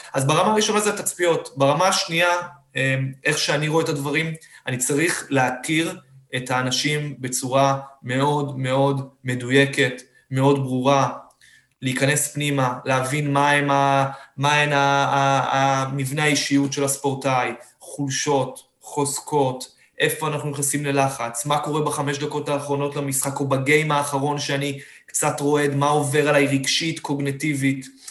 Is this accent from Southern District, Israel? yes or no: yes; Beersheba, Southern District, Israel; אני באר שבעי במקור